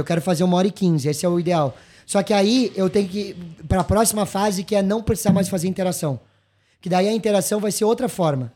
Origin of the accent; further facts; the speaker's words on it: Gaúcho, Rio Grande do Sul, Brazil; also born or lived in São Paulo; sou gaúcho, mas nem tanto